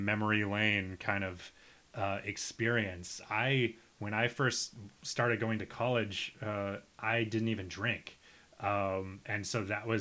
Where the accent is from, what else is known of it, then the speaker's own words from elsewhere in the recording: Nebraska, United States; also born or lived in Minnesota; now in New York, United States; I'm from this small town where I'd say 90% of everybody has subsequently left